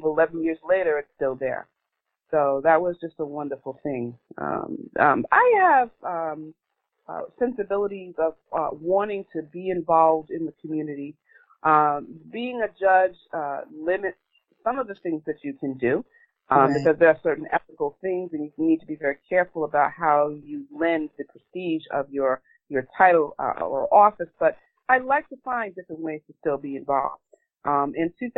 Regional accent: New York City, New York, United States; I am from Southeast Queens

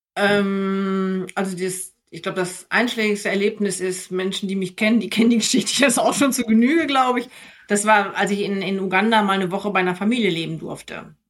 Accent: near Minden, North Rhine-Westphalia, Germany; now in Frankfurt, Germany; in meinem Ort, wo ich aufgewachsen bin, da bin ich auch gerne aufgewachsen

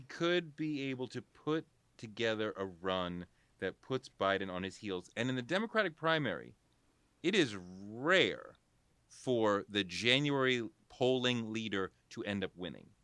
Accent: Boston, Massachusetts, United States; moved away; also born or lived in New York; I grew up in Boston, a Celtics fan

